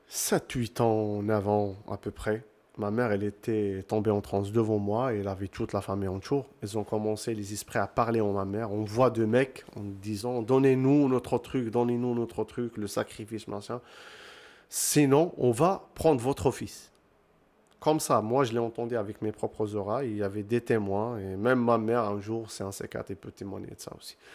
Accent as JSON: {"language": "French", "town": "Casablanca", "region": "Casablanca-Settat", "country": "Morocco", "said": "je suis un Marocain, je viens du Casablanca. Je suis grandi dans les cérémonies"}